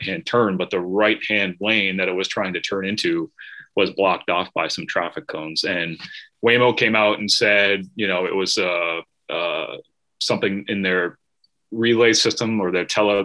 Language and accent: English; Massachusetts, United States; I'm from Massachusetts. There's a big highway here called the Mass Pike